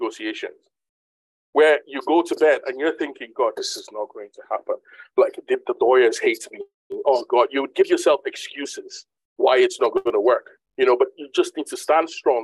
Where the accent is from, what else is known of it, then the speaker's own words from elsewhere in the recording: Nigeria; now in United Kingdom; I'm originally a Nigerian